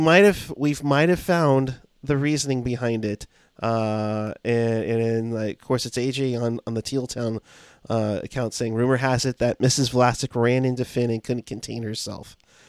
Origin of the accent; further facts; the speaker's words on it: Canada; since I'm from Canada, can someone find and slap those responsible for me?